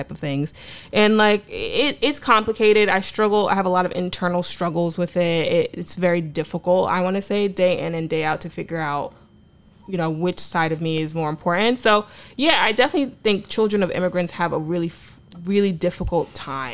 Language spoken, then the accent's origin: English; United States; I'm American